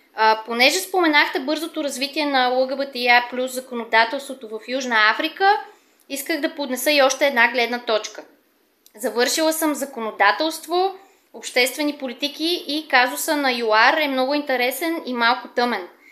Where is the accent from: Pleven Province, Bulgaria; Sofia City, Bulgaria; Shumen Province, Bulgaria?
Sofia City, Bulgaria; Sofia; accent: Sofia dialect; имам софийски диалект